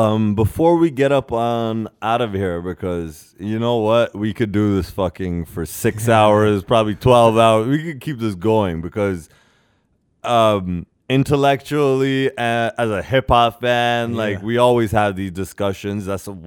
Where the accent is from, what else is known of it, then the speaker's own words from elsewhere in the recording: Ghana; As a Ghanaian, exactly, to say winter.